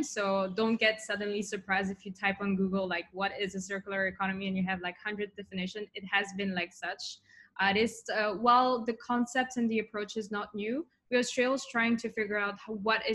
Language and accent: English; Switzerland; moved away as an adult; also born or lived in Tokyo; now in Singapore; in Switzerland. So I was born and grew up there.